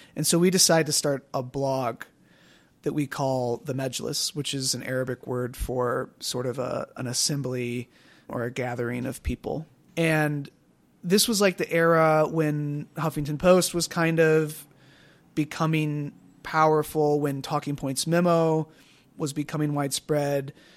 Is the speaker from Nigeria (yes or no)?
no; Wisconsin, United States; also born or lived in Evanston, Illinois; we moved to Wisconsin when I was five. So I was raised in Wisconsin